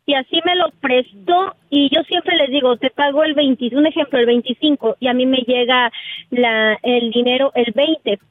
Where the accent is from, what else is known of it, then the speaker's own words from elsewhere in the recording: San Juan del Río, Querétaro, Mexico; Vengo de San Juan del Río